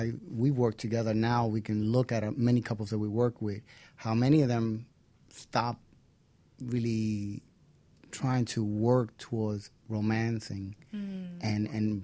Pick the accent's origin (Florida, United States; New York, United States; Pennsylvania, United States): New York, United States; New York City; also born or lived in Queens; I'm from the Bronx